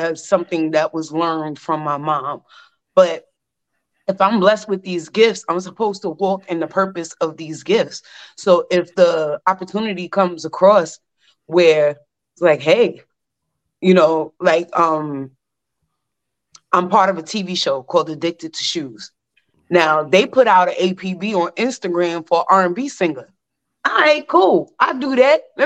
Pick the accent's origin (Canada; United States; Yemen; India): United States; New York City, New York; I'm born and raised in Brooklyn.